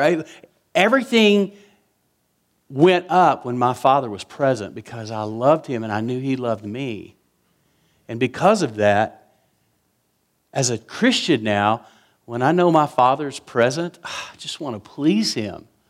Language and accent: English; West Texas, United States; I was raised in West Texas